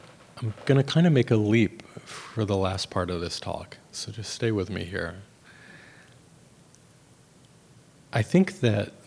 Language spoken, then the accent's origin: English; United States; I grew up in America.